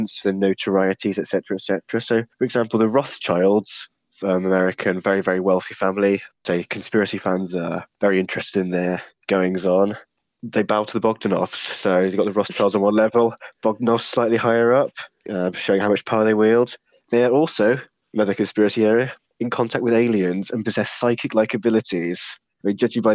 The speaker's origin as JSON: {"language": "English", "country": "United Kingdom", "said": "As a Brit with free healthcare"}